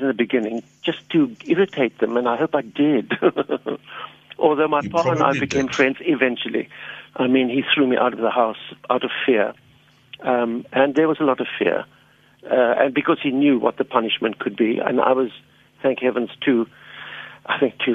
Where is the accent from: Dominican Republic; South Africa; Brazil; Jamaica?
South Africa; Cape Town, Western Cape; born or raised there